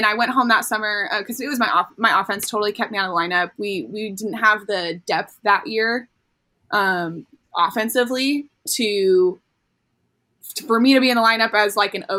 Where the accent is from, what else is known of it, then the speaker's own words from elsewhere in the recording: Orange County, Southern California, United States; moved away as an adult; also born or lived in Florida; we grew up in Southern California, so we're living in our little like bubble in SoCal, Orange County